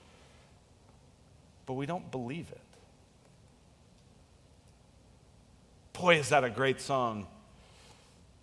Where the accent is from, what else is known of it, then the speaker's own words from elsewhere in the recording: United States; we are American capitalists